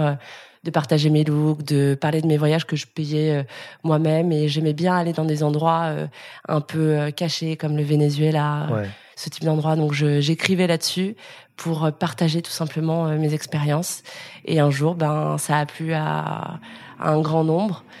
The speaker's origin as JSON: {"language": "French", "town": "Lyon", "region": "Auvergne-Rhône-Alpes", "country": "France", "moved": "as an adult", "lives_now": "Paris, France", "said": "je viens de Lyon, j'ai 32 ans."}